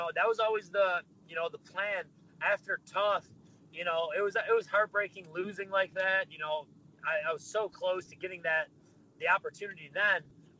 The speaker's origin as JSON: {"language": "English", "town": "Lewiston", "region": "New York", "country": "United States", "tie": "born or raised there", "also_born_or_lived": "Buffalo, New York", "moved": "as an adult", "lives_now": "Tampa, United States", "said": "I grew up in Buffalo, New York, a little small town called Lewiston"}